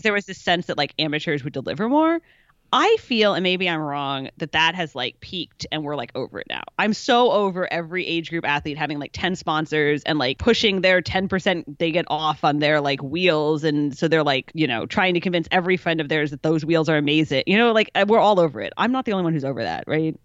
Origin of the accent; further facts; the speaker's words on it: Chicago, Illinois, United States; moved away as an adult; also born or lived in Kentucky; now in San Francisco area, United States; I was born in Kentucky, grew up in Chicago